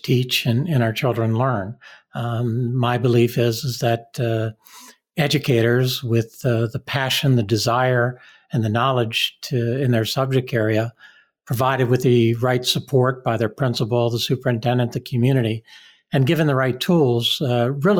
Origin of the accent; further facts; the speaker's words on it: Washington, District of Columbia, United States; also born or lived in Palm Beach County, Florida; now in Michigan, United States; I grew up in the Washington, D.C. area a number of years ago